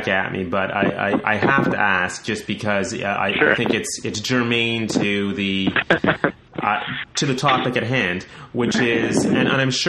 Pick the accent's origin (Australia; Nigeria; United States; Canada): Canada; I'm Canadian